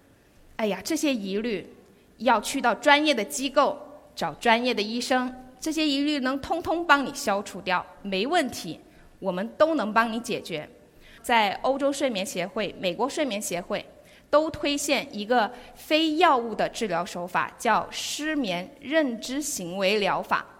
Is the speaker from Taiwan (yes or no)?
no; Guangdong, China; 那我们广东人究竟怎么样呢？在各项指标的地域排行榜中啊，我们广东人很养生。